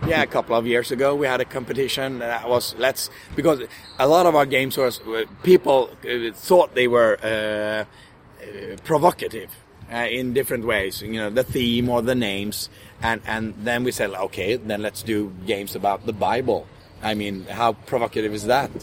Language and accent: English; Sweden; We're from Sweden